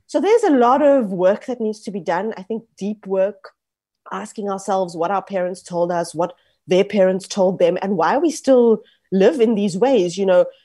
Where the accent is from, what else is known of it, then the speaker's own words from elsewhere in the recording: South Africa; I grew up, for example, as a South African of Indian heritage, I'm third generation